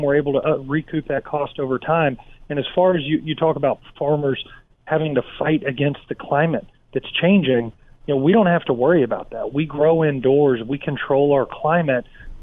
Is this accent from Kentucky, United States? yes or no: yes; Kentucky, United States; I grew up in Kentucky in the middle part of the country